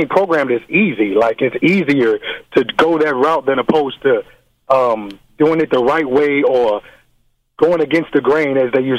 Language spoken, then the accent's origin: English; Chicago, Illinois, United States; now in Los Angeles, United States; All the way from Los Angeles. I'm originally from Chicago.